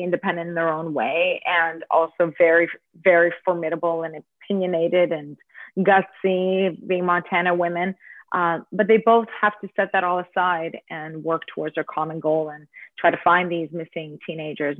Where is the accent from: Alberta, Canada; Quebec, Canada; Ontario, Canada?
Ontario, Canada; Toronto; also born or lived in United States / Ireland; I am born in Toronto, but my parents are Ukrainian, Canadian Ukrainian. We speak English at home